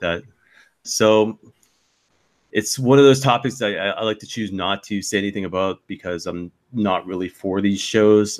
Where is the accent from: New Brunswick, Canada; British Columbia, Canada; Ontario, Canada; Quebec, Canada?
New Brunswick, Canada; Saint John; my hometown of St. John, New Brunswick